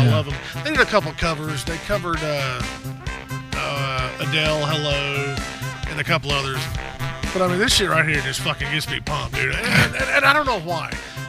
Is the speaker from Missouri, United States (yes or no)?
no; Southwest Arkansas, United States; also born or lived in Little Rock, Arkansas / Texarkana; I'm from Southwest Arkansas.